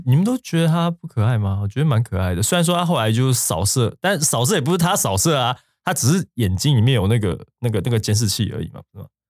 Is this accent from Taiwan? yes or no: yes; Taiwan; 我们台湾人不清楚的事情